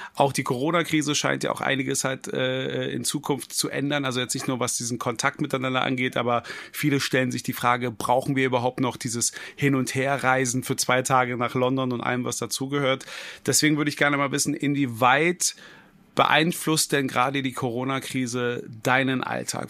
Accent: Berlin, Germany; ich bin ein gebürtiger Berliner.

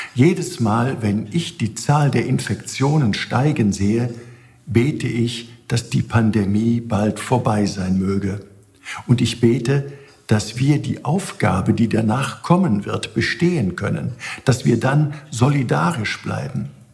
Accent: Germany; Auch hier bei uns in Deutschland

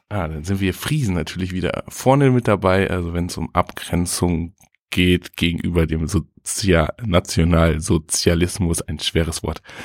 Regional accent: Butjadingen, Lower Saxony, Germany; moved away; Ich, ich bin ja zugezogen. Also ich komme aus Budjading, war dann ganz lange weg

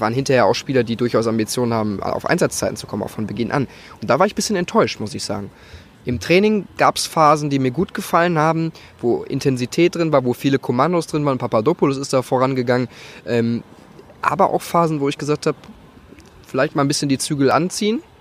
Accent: Gelsenkirchen, North Rhine-Westphalia, Germany; born there; ich komme aus dem Pott, gebürtig, Gelsenkirchen, wunderschöne Gelsenkirchen

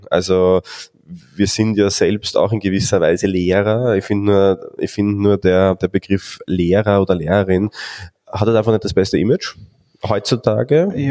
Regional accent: Austria; welche Themen so in der Vergangenheit aufgetaucht sind bei uns in Österreich

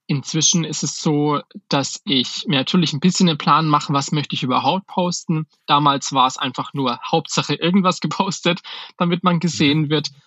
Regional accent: Schweinfurt, Bavaria, Germany; weil ich komme aus Schweinfurt, das ist halt jetzt eine Kleinstadt mit, weiß ich gar nicht, wie viele Einwohner, 50, 60.000 Einwohner.

